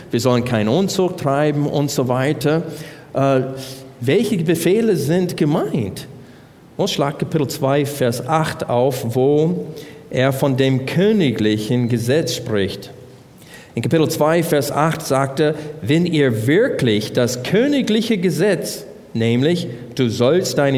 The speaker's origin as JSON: {"language": "German", "country": "United States", "second_language": "German", "said": "ich als Amerikaner kann das Wort Brüder nicht in Einzahl sagen."}